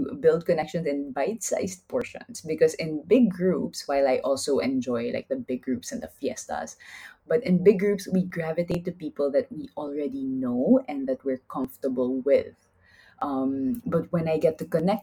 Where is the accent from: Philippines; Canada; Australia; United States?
Philippines; first language Taglish; now in Spain; we as Filipinos would preserve all the wonderfully rich languages of the Philippine Islands